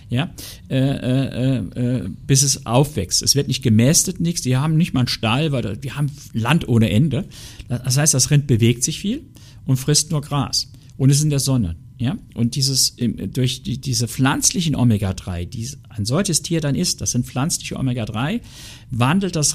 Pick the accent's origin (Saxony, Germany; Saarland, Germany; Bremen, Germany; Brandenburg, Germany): Saarland, Germany; Also ich sage Ihnen ganz ehrlich, ich bin ein echter Saarländer und ein Saarländer isst ab und zu ein Stück Diona.